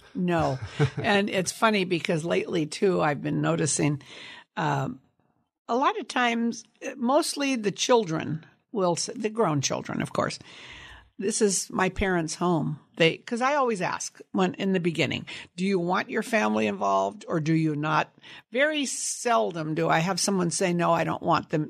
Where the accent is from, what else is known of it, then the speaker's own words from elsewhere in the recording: Sunnyvale, California, United States; also born or lived in San Jose, California; I grew up in Sunnyvale, California, on an apricot cherry and prune orchard